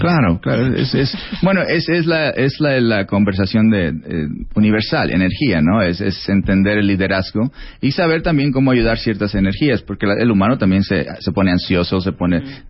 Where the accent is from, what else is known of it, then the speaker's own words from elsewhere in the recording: Sinaloa, Mexico; moved away as an adult; yo soy mexicano